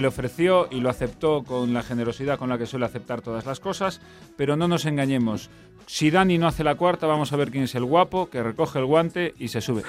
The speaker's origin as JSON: {"language": "Spanish", "town": "Vigo", "region": "Galicia", "country": "Spain", "said": "una ciudad entera de trabajadores humildes como es la de Vigo, de donde yo soy"}